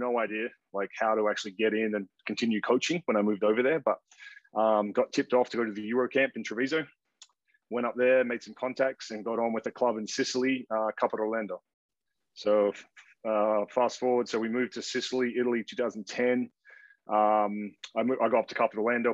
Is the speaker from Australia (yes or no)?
yes; Perth, Western Australia, Australia; moved away as an adult; also born or lived in Canberra, Australia / Missouri, United States / Oregon, United States; born and raised in Perth, Australia. Grew up there, played all my junior basketball